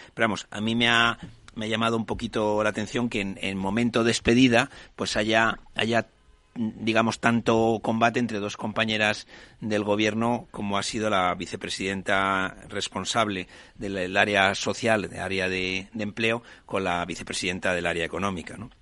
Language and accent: Spanish; Spain; como españoles